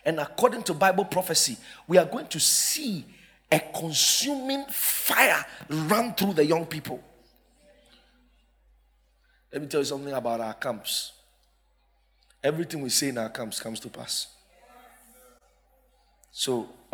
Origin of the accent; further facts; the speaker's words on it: Accra, Greater Accra, Ghana; we were from Accra